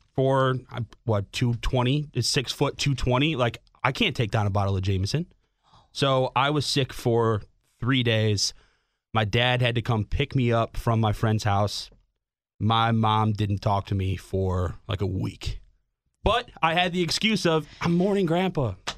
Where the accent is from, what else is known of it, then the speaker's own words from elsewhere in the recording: Schaumburg, Illinois, United States; now in Chicago, United States; growing up in frickin' Schaumburg, like, Northwest Burbs